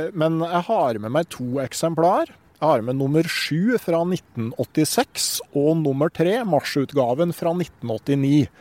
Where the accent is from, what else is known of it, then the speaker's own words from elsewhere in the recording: Gausdal, Innlandet, Norway; hjemme i Gausdal